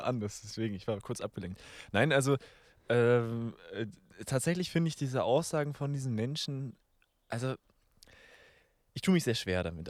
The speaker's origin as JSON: {"language": "German", "country": "Germany", "said": "als Deutsche"}